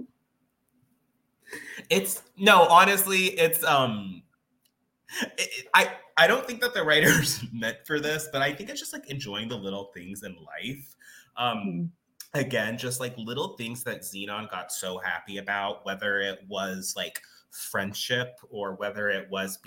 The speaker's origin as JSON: {"language": "English", "region": "Arizona", "country": "United States", "moved": "yes", "said": "I'm from Arizona"}